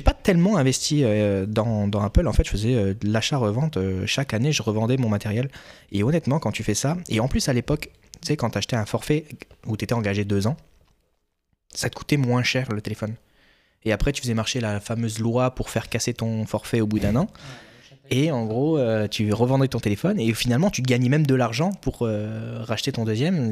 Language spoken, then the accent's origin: French; France; moved away as an adult; now in Quebec, Canada